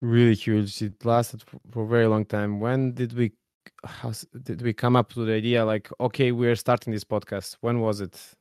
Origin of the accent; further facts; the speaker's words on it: Serbia; I'm coming from Serbia